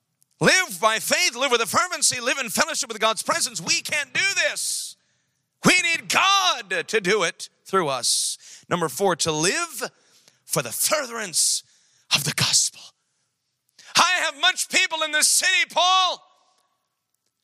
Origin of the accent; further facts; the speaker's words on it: New York, United States; now in Sacramento, United States; I'm from New York